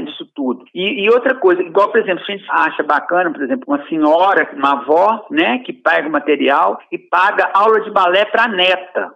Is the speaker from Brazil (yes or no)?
yes; interior of Minas Gerais, Brazil; moved away; also born or lived in Rio de Janeiro; É uma cidade aqui do interior de Minas, onde eu nasci aqui, mas eu morei muito tempo aí no Rio, morei 11 anos no Rio. E quando eu voltei para a cidade